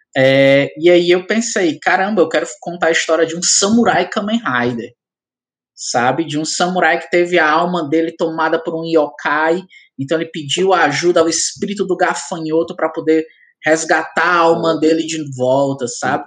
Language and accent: Portuguese; Ceará, Brazil